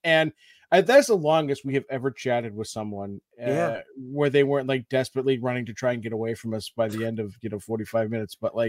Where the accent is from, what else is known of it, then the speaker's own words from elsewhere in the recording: Amesbury, Massachusetts, United States; I grew up, fun fact, in Amesbury, I grew up on Merrimack Street, right?